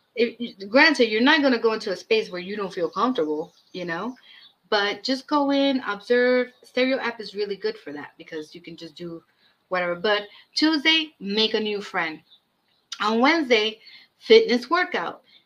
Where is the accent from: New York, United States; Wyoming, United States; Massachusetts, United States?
New York, United States; New York City; also born or lived in Brooklyn; I was raised in Washington Heights and now I live in the Bronx